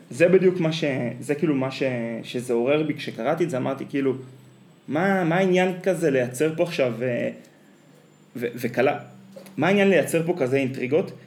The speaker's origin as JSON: {"language": "Hebrew", "country": "Israel", "tie": "born or raised there", "said": "אחת החוויות שלי בתור ילד בקיבוץ"}